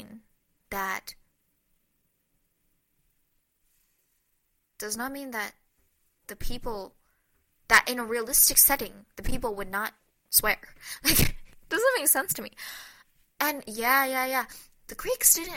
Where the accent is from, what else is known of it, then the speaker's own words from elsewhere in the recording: United States; as an American